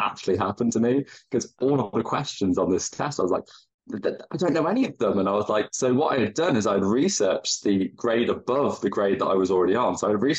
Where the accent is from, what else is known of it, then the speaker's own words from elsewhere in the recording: United Kingdom; you tend to lean in, as a British person, you lean into the skid